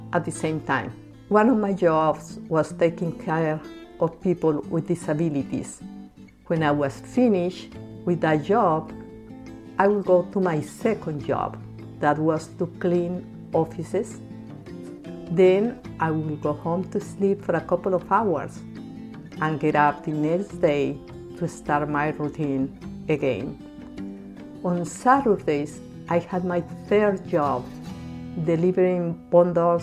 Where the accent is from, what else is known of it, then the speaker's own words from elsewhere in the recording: Bogota, Colombia; moved away as an adult; now in United States; I was born and raised in Bogota, Colombia